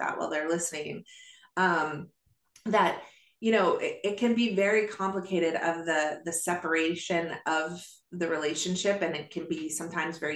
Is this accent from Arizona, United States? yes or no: yes; Arizona, United States; also born or lived in Oregon; before we moved from Oregon to Arizona